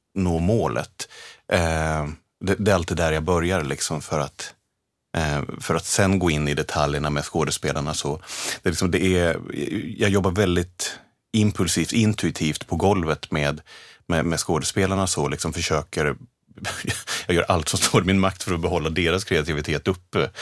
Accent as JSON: {"language": "Swedish", "town": "Vedevåg", "region": "Örebro County", "country": "Sweden", "tie": "born or raised there", "said": "Jag är från Örebrotrakten, norr om ah, okay. Örebro, En liten, liten by som heter Vedevåg ute på landet"}